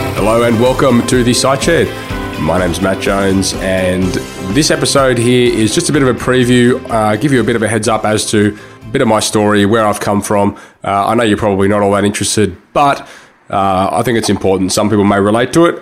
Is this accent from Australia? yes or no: yes; Sydney, New South Wales, Australia; I grew up in Sydney and I still live in Sydney, Sydney, Australia.